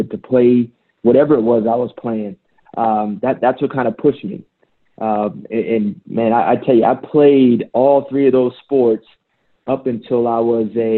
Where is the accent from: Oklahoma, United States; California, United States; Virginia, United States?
Virginia, United States; Northern; growing up in Northern Virginia, around October, November, it gets cold out there